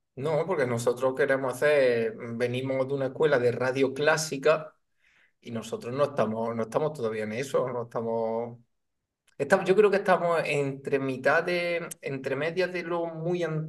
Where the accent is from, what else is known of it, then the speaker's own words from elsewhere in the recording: Chipiona, Andalusia, Spain; aquí en mi pueblo no hay mucho informático